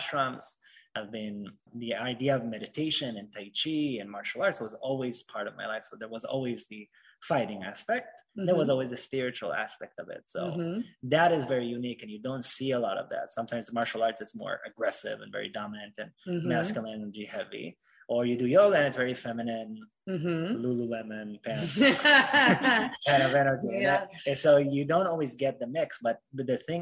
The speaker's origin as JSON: {"language": "English", "country": "Israel", "tie": "born or raised there", "moved": "yes", "said": "I was born in Israel"}